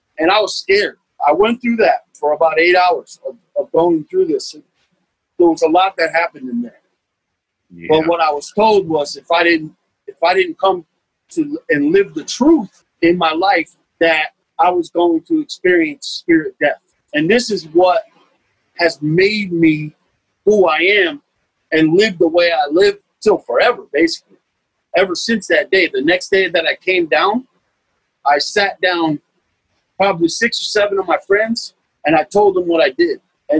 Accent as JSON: {"language": "English", "town": "Beacon", "region": "New York", "country": "United States", "also_born_or_lived": "Newburgh", "said": "And so I'm from Beacon, New York. I was born in Newburgh, New York, across the river."}